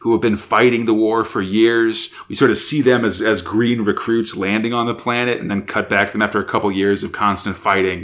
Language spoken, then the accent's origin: English; United States; as an American